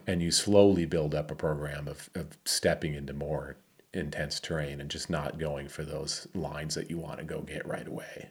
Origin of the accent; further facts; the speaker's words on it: Michigan, United States; moved away; my hometown of Michigan. I grew up with Cobb, A K A Cowboy